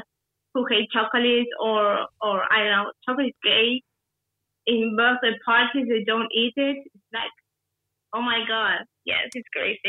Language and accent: English; Argentina; I'm from Argentina.